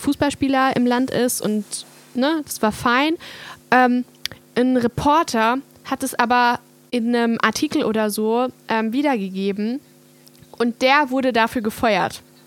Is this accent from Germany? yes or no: no; Hungary; moved away; ich komme ja aus Ungarn